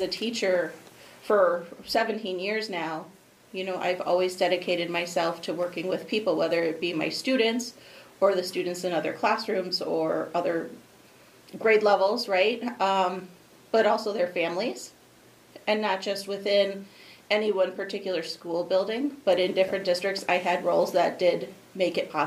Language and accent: English; Roselle, Illinois, United States; now in Aurora, United States; I was born and raised in Roselle.